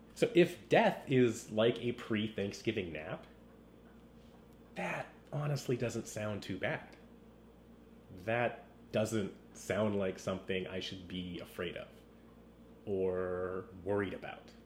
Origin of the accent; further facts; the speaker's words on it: West Coast, United States; I grew up on the West Coast